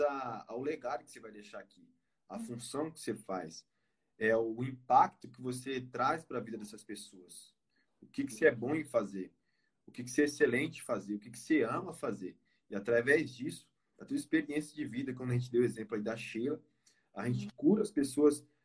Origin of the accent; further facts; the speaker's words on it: Pernambuco, Brazil; now in São Paulo, Brazil; moro em São Paulo, na ABC. É, sou natural do Pernambuco